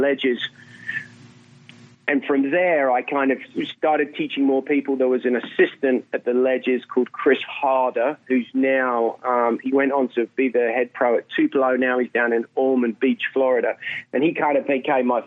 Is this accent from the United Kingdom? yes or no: yes; England, United Kingdom; I'm English